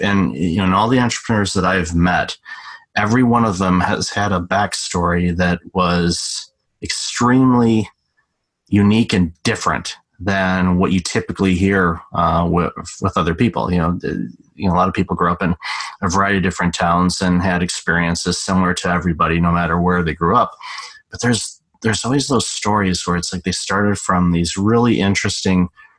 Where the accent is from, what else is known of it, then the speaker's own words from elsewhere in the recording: Detroit, Michigan, United States; also born or lived in Chicago; now in Toronto, Canada; I'm originally from Detroit and spent some time in Chicago